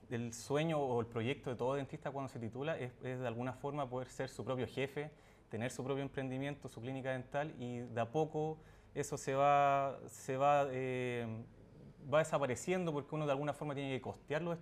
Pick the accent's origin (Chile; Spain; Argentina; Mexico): Chile; Colina, Santiago Metropolitan Region; Toda la vida viví en Colina, mi familia vive allá, así que es eh, mi nicho y de ahí yo no me voy.